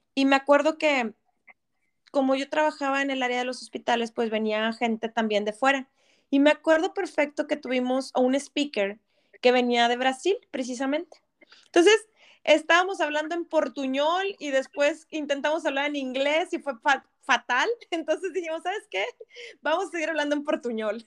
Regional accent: Monterrey, Nuevo León, Mexico; moved away as an adult; now in Ontario, Canada; Mi vida, mi vida entera en Monterrey

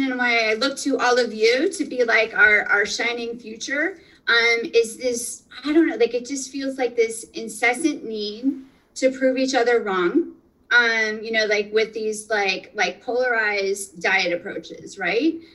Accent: northeastern Pennsylvania, United States; moved away; I'm originally from Pennsylvania. So I'm going to say pizza, um, and and good pizza from from home, from northeastern Pennsylvania.

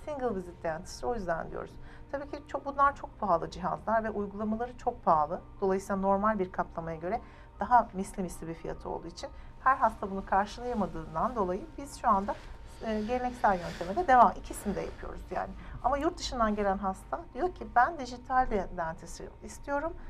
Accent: Ankara, Turkey; moved away as an adult; now in Istanbul, Turkey; Ankara doğumluyum, Ankara mezunuyum. Yani bütün doğumu büyüme Ankara'da geçirdim hayatımı.

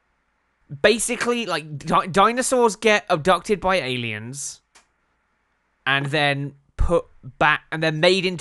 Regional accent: England, United Kingdom; We're English

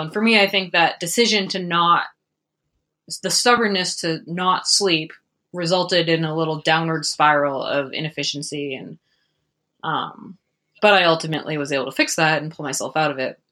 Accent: Prescott, Arizona, United States; it'll be fun 'cause it's my hometown

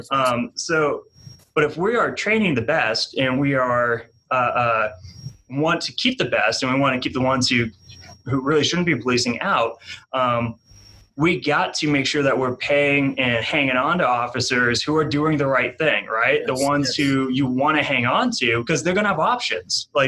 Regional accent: New England, United States; now in Wichita, United States; Like I I'm from New England. I got that New England like Patriots go to the Super Bowl every year.

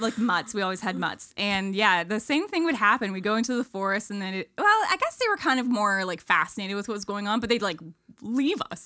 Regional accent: Ontario, Canada; moved away; I grew up in Ontario, small town, no, middle of nowhere.

